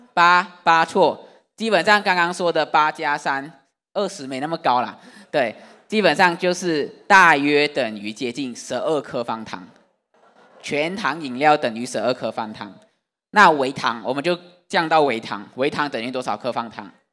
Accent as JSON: {"language": "Chinese", "country": "Malaysia", "moved": "yes", "lives_now": "Taiwan", "said": "我是马来西亚的外国人"}